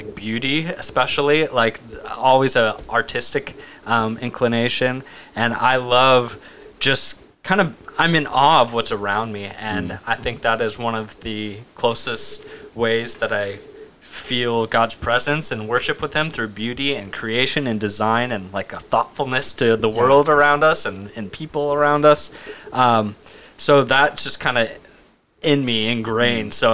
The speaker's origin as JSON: {"language": "English", "town": "Woodinville", "region": "Washington", "country": "United States", "tie": "born or raised there", "also_born_or_lived": "Portland, Oregon / Bellingham, Washington", "said": "I did live in Woodinville for a lot of my life, but I actually grew up in Portland"}